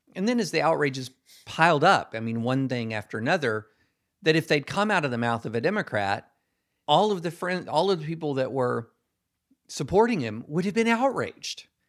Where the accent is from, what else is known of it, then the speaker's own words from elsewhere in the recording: Georgetown, Kentucky, United States; moved away as an adult; also born or lived in Alabama / the South / Nashville; I grew up, I was born in Alabama, grew up across the South, um, but mostly in Kentucky.